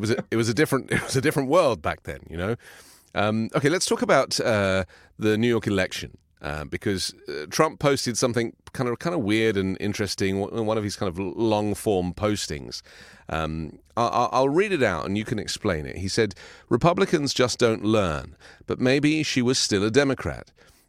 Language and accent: English; England, United Kingdom; Because, you know, I remember growing up in England, where the only way you could get your personal opinion published was by writing a letter to the Times newspaper